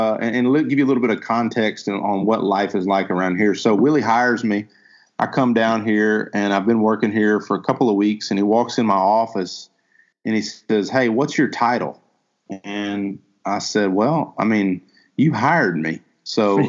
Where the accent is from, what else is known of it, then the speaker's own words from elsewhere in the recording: Huntsville, Texas, United States; moved away as an adult; also born or lived in Arkansas / Little Rock, Arkansas; I was born and raised in Huntsville, Texas, and grew up there, spent my entire formative years there